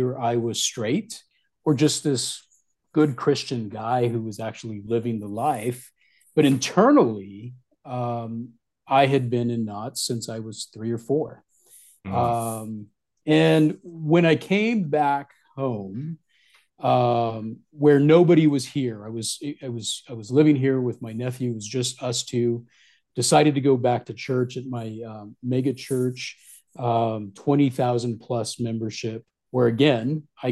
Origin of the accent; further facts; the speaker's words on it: Southwest, United States; moved away as an adult; also born or lived in Midwest; in 2017, I moved back to my origins in the Southwest